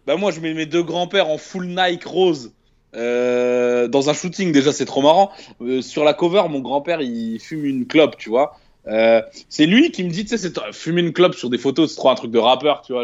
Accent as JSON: {"language": "French", "town": "Tourcoing", "region": "Hauts-de-France", "country": "France", "tie": "born or raised there", "also_born_or_lived": "Dunkirk", "moved": "as an adult", "said": "j'ai grandi donc à Tourcoing. 59"}